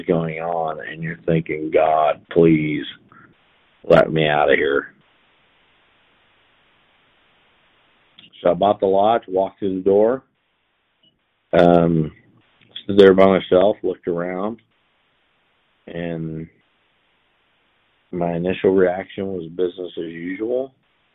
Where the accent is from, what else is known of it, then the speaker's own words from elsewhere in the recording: Haven, Kansas, United States; also born or lived in Alden, Kansas; I was from Haven, Kansas